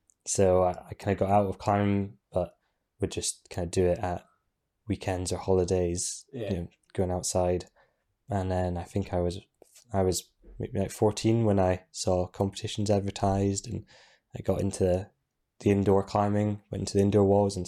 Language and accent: English; Inverness, Scotland, United Kingdom; I was born up in Inverness.